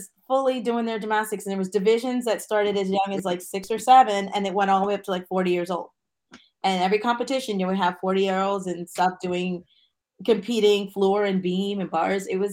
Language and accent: English; Mount Vernon, New York, United States; I'm from Mount Vernon